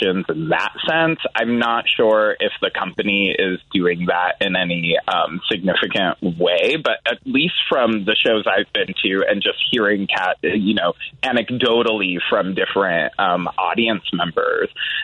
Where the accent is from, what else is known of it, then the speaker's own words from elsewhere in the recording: San Jose, California, United States; moved away as an adult; now in Chicago, United States; I grew up in San Jose